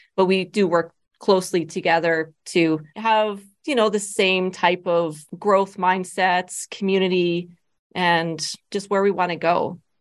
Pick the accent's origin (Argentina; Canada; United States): Canada; Medicine Hat, Alberta; also born or lived in Lethbridge, Alberta; I'm originally from Medicine Hat. That's where my family is.